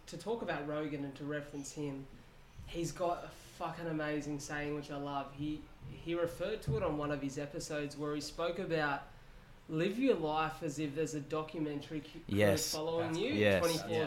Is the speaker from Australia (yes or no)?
yes; Wollongong, New South Wales, Australia; we come from an area, like I said, that is very supportive, but there's almost a mentality in Wollongong that is limiting to this area